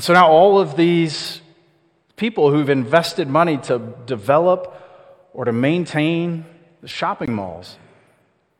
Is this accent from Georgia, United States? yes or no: yes; Austell, Georgia, United States; I grew up over in Austell, which is sort of a forgotten part of Cobb County between Marietta and Smyrna.